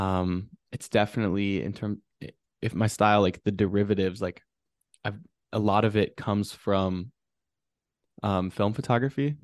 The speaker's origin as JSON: {"language": "English", "town": "Wausau", "region": "Wisconsin", "country": "United States", "tie": "born or raised there", "also_born_or_lived": "Madison, Wisconsin", "said": "growing up in Wisconsin, you know, my mom's a teacher"}